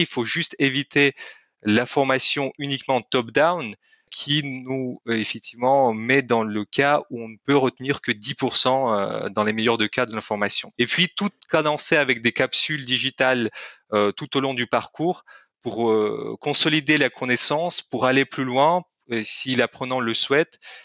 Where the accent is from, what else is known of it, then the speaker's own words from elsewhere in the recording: Kyrgyzstan; first language Russian; French is a second language; moved away as an adult; Je suis, je viens du Kyrgyzstan, c'est un petit pays en Asie centrale